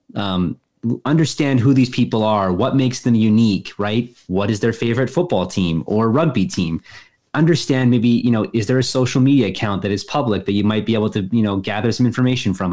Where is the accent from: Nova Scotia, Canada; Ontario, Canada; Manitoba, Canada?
Manitoba, Canada; Winnipeg; moved away as an adult; also born or lived in Halifax, Canada / San Diego, United States; I'm from Winnipeg, I went to school at Dalhousie. I went to school at San Diego State